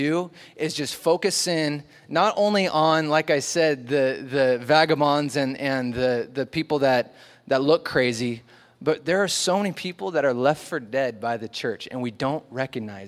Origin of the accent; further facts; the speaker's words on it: Oregon, United States; also born or lived in Long Beach, California; I moved up to Oregon when I was little and went to a church under a guy named John Corson